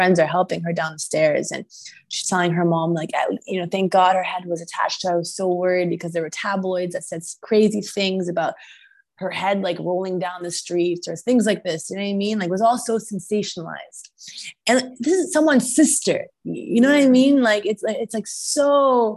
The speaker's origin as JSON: {"language": "English", "country": "United States", "said": "I am Egyptian, right? And I am also American"}